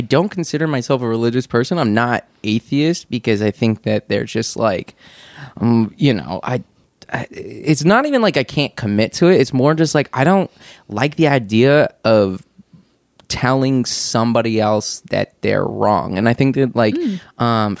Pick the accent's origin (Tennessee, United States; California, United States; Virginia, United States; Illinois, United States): California, United States; I grew up in California